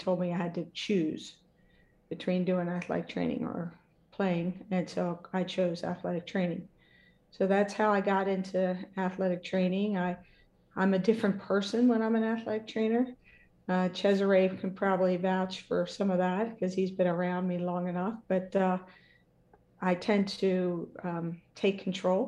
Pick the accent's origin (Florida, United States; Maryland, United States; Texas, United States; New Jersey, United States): Maryland, United States; Dundalk; I grew up in Dundalk, Maryland